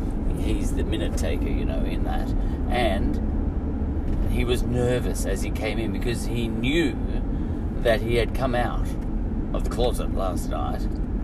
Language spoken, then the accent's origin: English; Ireland; I'm an Irishman, you say, you have to, you know. It's in my culture.